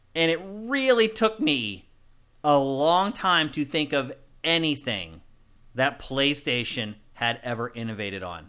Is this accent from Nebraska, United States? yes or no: no; Carlisle, Pennsylvania, United States; moved away; I'm from Carlisle.